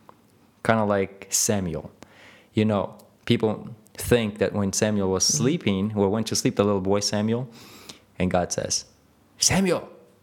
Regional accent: Ukraine; born there; I was born in Russia, or Ukraine, if you want to really point to where we were.

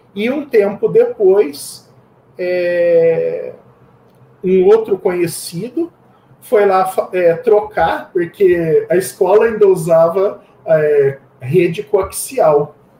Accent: Campinas, São Paulo, Brazil; sou de Campinas, é, nascido e criado aqui em Campinas

